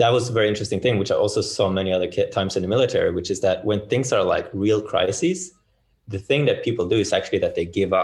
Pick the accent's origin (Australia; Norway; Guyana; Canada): Norway; Bergen, Vestland; I'm from Bergen.